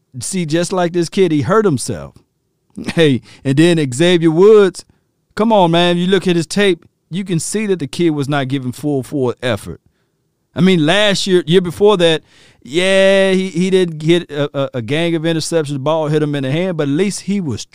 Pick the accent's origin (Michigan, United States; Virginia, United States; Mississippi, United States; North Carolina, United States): Mississippi, United States; Natchez; accent: Natchez Mississippi talk; my native tongue, that Natchez Mississippi talk